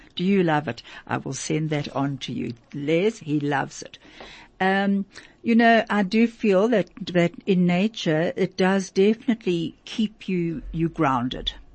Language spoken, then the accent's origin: English; Vereeniging, Gauteng, South Africa; I remember also living there as a little girl